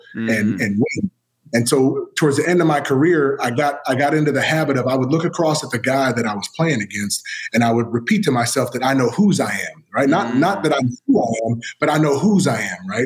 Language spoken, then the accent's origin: English; San Diego, California, United States; I was born in San Diego